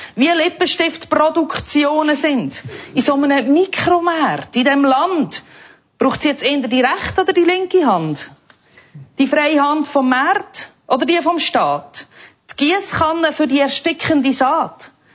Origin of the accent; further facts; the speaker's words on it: lower Fricktal, Aargau, Switzerland; ich bin ja aus dem Aargau, genauer aus dem unteren Fricktal